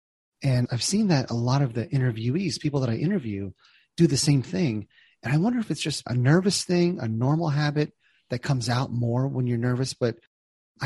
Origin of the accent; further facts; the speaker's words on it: New Jersey, United States; I'm from Jersey